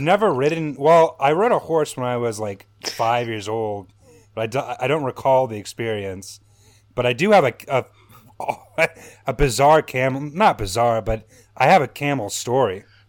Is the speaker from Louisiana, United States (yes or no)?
yes; New Orleans, Louisiana, United States; moved away as an adult; now in Chicago, United States; I'm originally from Louisiana. I'm from New Orleans